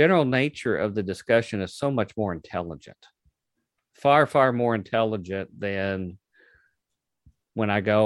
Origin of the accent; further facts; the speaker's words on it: Louisville, Kentucky, United States; my hometown of Louisville